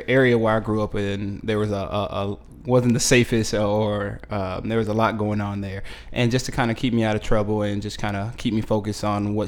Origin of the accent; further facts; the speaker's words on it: Miami, Florida, United States; I was born and raised here in Miami, Florida